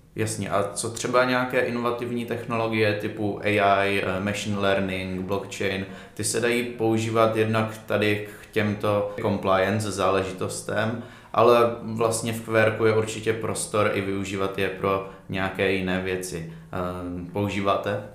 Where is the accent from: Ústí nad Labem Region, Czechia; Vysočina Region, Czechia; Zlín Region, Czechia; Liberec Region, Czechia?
Zlín Region, Czechia; Uherské Hradiště; ve městě, ze kterého pocházím